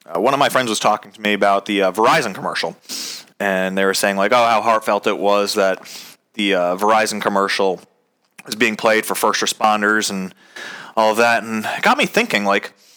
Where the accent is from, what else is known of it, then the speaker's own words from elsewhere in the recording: Connecticut, United States; I grew up, like I said, I grew up in Connecticut